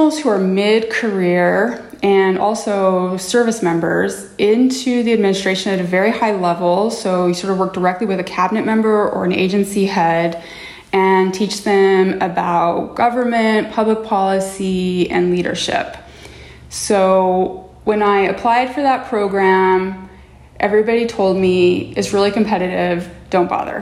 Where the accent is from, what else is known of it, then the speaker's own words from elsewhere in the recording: Utah, United States; I grew up in Utah in the 80s and 90s